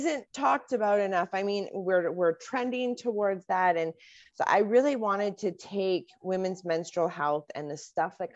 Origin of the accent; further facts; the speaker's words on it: Canada; as a Canadian